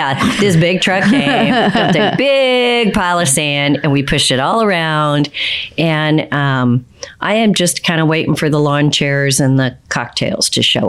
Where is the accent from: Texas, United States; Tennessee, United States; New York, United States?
Texas, United States; I'm a Texas girl, y'all.